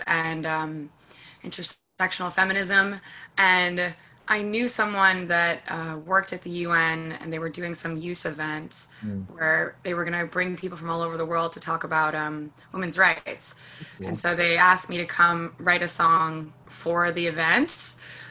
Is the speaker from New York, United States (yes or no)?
yes; New York City, New York, United States; I live in Washington Heights, I grew up here